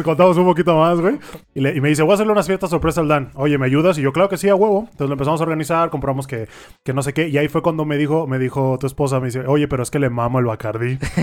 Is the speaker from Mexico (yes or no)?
yes; Mexico; como mexicano